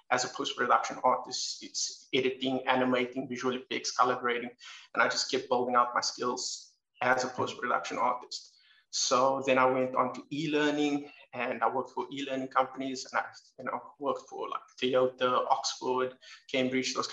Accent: Dublin, Leinster, Ireland; moved away as an adult; now in Cape Town, South Africa; I'm from Cape Town, South Africa. I grew up overseas in Dublin, Ireland, and then when I was 22, came back to Cape Town

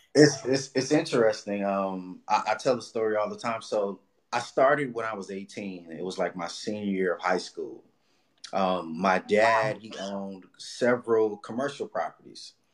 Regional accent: Los Angeles, California, United States; also born or lived in Inglewood, California; I grew up in Watts, right across the street from the Nickerson Gardens

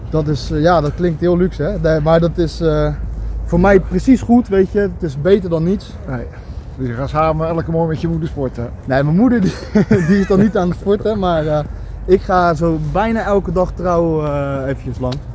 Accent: Schiedam, South Holland, Netherlands; now in Vlaardingen, Netherlands; ik ben een Schiedammer, net als jij. Ja. En onze roots liggen hier vlakbij in de Goorse

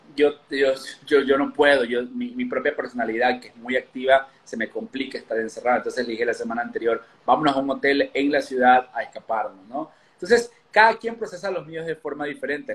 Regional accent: Ecuador; now in Mexico; Yo soy de Ecuador, vivo en México hace ya bastantes años

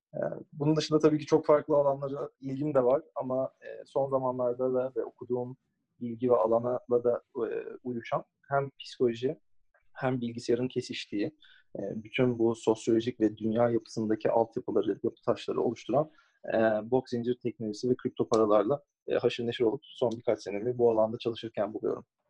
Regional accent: Istanbul, Turkey; moved away as an adult; also born or lived in United States; doğma büyüme e, Türkiye'de İstanbul'da büyüdüm

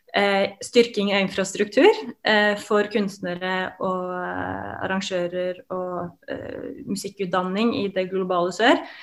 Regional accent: Oslo, Norway; Jeg kom jo opprinnelig også fra Grorud, der Oddrun eh, kommer fra, som er et veldig sånn multikulturelt eh, samfunn på mange måter. Og det å på en måte bli, ha blitt eksponert i tidlig alder for ulike kulturer

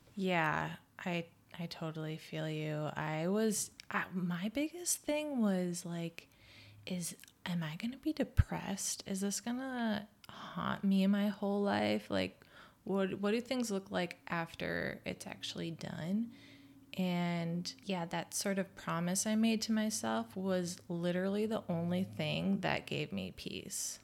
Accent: Midwest, United States; moved away; we're both from the Midwest

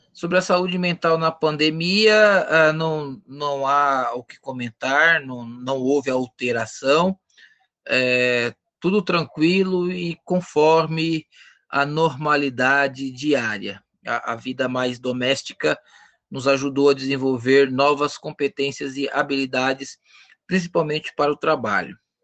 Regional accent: Osasco, São Paulo, Brazil; Sou natural de Osasco

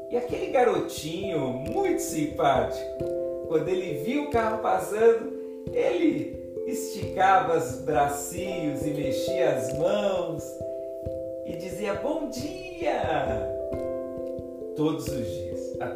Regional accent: interior of São Paulo, Brazil; lá no interior de São Paulo, o meu estado do coração, o lugar onde eu nasci.

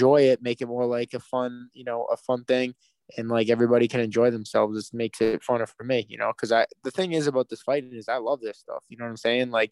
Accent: Boston, Massachusetts, United States; my hometown in Boston

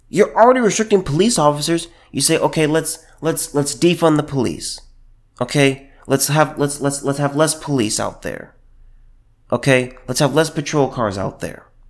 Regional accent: California, United States; moved away; I was from California

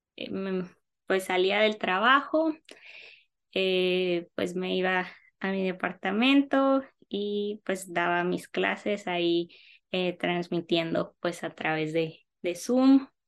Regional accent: Navojoa, Sonora, Mexico; also born or lived in Mexico City; yo soy de Naujoa, Sonora

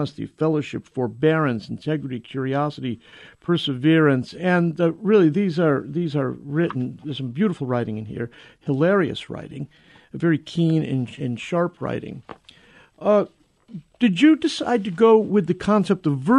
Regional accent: near New Haven, Connecticut, United States; I grew up in Mamaguin in near New Haven in Connecticut

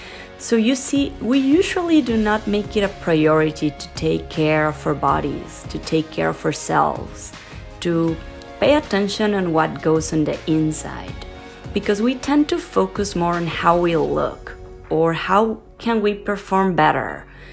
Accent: Mexico City, Mexico; moved away as an adult; also born or lived in Italy / Argentina / Spain / Australia; now in United States; I am originally from Mexico City, but have been living in the United States for about 10 years. This is actually the seventh country I've lived in.

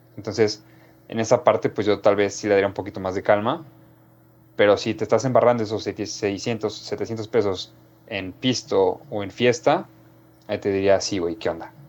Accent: Mexico; nosotros como mexicanos

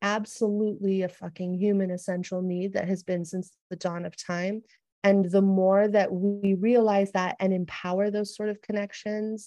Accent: United States; moved away as an adult; also born or lived in San Diego; my own culture growing up in the United States

